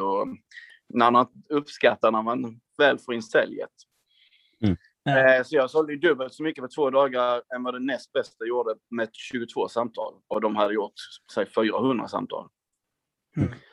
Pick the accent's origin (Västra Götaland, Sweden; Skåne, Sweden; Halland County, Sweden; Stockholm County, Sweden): Skåne, Sweden; Hässleholm; jag är en kille från Skåne, precis som ni, från eh, Hässleholm mm. från början